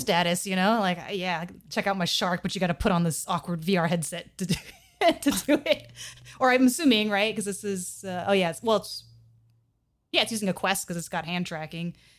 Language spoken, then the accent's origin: English; United States